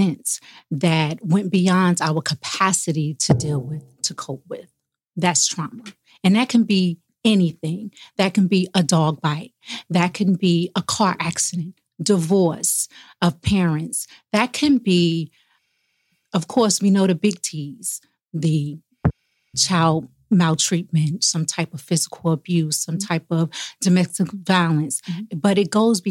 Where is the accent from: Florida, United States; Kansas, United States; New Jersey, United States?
New Jersey, United States; Newark; moved away as an adult; I'm originally from Newark, New Jersey